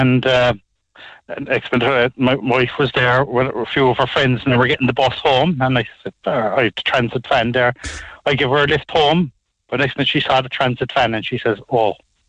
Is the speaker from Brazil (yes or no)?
no; Douglas, Munster, Ireland; I'm from Douglas.